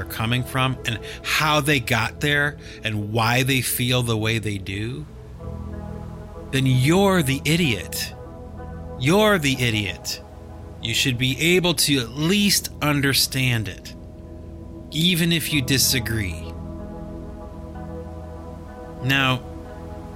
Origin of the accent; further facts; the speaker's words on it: the North, United States; I'm from the North